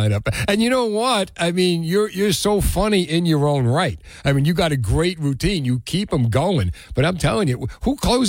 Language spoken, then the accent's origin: English; Union City, New Jersey, United States; The amazing murals in Union City, my hometown